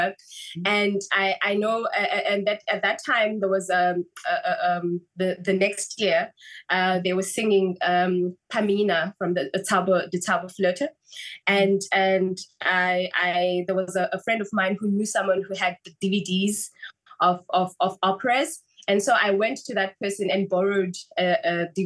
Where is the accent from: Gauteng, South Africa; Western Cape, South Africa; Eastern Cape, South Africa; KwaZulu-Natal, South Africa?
Eastern Cape, South Africa; Port Elizabeth; I grew up in Port Elizabeth, and then went to study in Cape Town